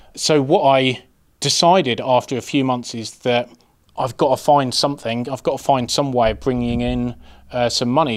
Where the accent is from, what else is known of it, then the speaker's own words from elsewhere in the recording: Birmingham, West Midlands, United Kingdom; I'm from Birmingham